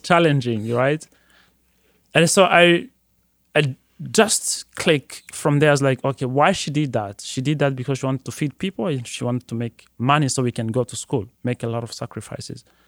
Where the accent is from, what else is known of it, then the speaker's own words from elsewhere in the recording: Burundi; moved away as an adult; now in Detroit, United States; Growing up in Burundi